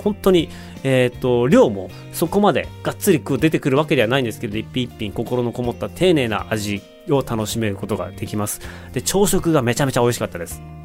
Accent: Otaru, Hokkaido, Japan; moved away; also born or lived in Sapporo; 私、北海道の小樽市出身、札幌生まれ小樽市育ちなんですけれども

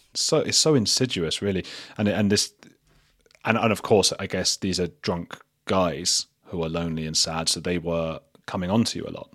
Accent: England, United Kingdom; I'm English

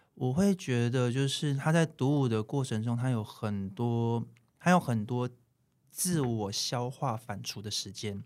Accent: Taiwan; also born or lived in Japan; 就是我还是台湾人

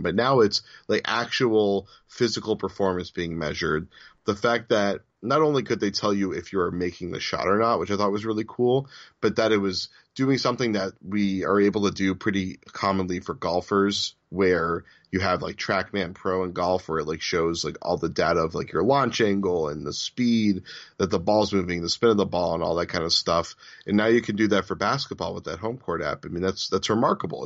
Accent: Newton, Massachusetts, United States; down the street from where I grew up in Newton, Massachusetts

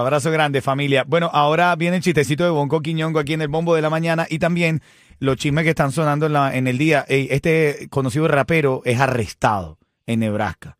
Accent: Cuba; somos cubanos

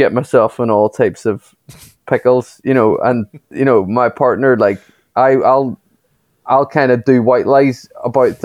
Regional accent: Derry, Northern Ireland, United Kingdom; moved away as an adult; also born or lived in New York; I was stuck in my hometown

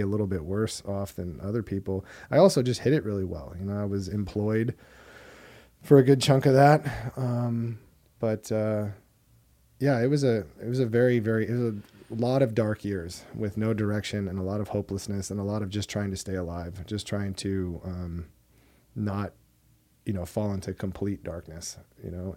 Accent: Hermosa Beach, California, United States; I'm from Hermosa Beach, California

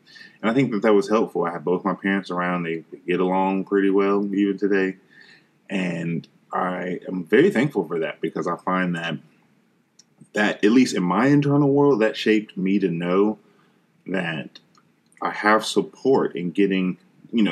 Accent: Charlotte, North Carolina, United States; I was born and raised in Charlotte, North Carolina

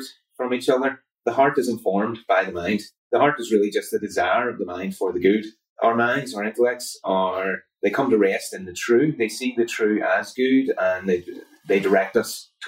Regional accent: Belfast, Northern Ireland, United Kingdom; I grew up just a little bit outside of Belfast, just a couple of minutes drive, in a place called Hanstown

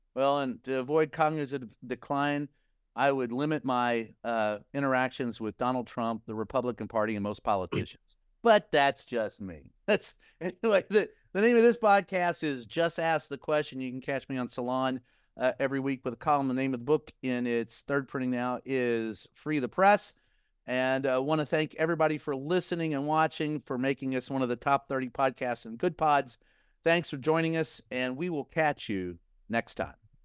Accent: Kentucky, United States; my home state, the Bluegrass State

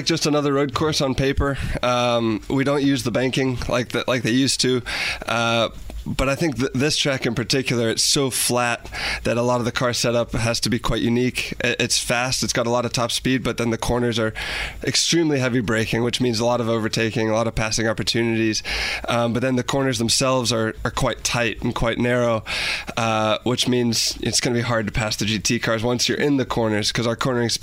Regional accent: United States

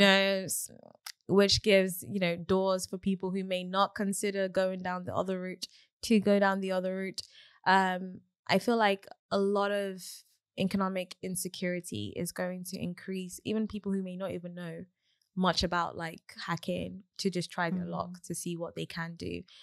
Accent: Nigeria; I'm Nigerian

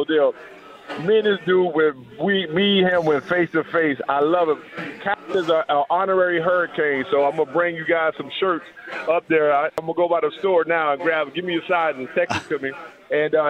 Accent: Dade County, Florida, United States; we're Dade County still born and bred

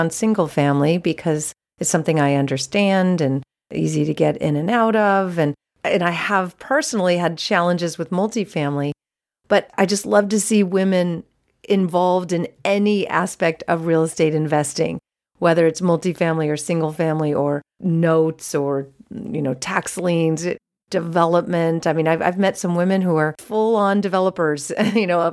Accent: Menlo Park, California, United States; I was born and raised in Menlo Park, which is the center and heart of the Silicon Valley

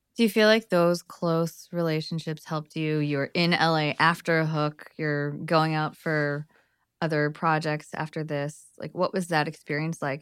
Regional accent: Los Angeles area / Bay Area, California, United States; growing up in the L A area and growing up before that in the Bay Area

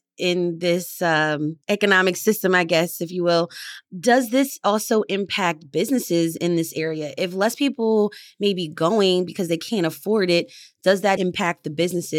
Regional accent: Delaware County, Pennsylvania, United States; I grew up in Delco

